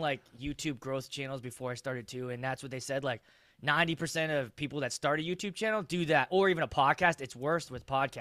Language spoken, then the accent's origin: English; Pittsburgh, Pennsylvania, United States; now in Minnesota, United States; I'm actually from the East Coast. I'm from Pittsburgh originally.